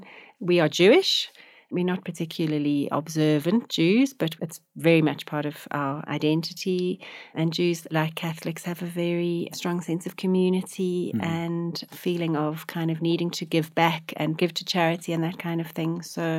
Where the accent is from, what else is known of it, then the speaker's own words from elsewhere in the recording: Johannesburg, Gauteng, South Africa; I grew up in Johannesburg, went to school in Johannesburg, went to university at Wits University.